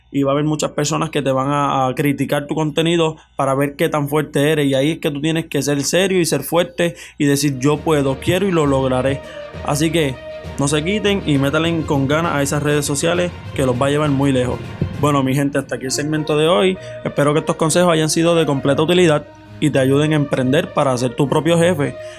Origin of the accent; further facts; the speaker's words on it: Florida, Puerto Rico; yo soy del pueblo de Florida